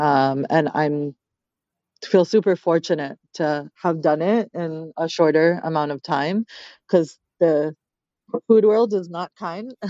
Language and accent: English; United States; I was a kid from America, and I didn't have the memories in that homeland that my parents did